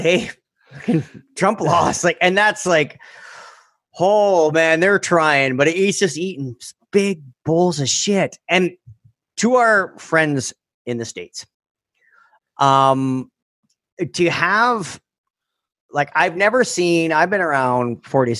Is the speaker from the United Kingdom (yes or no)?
no; Canada; I'm fucking Canadian